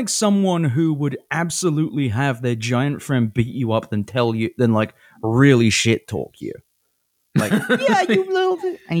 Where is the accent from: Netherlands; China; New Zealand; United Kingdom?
United Kingdom; now in United States; I'm British, but in America